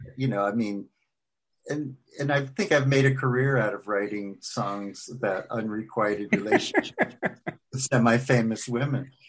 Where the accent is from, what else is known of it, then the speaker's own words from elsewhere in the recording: New York City, New York, United States; moved away as an adult; also born or lived in Washington, D.C.; now in Franklin, Tennessee, United States; I grew up in Queens